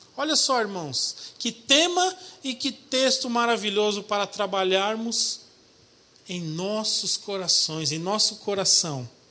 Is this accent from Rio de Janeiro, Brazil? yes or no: no; São Paulo, Brazil; Eu sou paulistano, nasci na capital, lá em São Paulo, mas sou filho de paraibano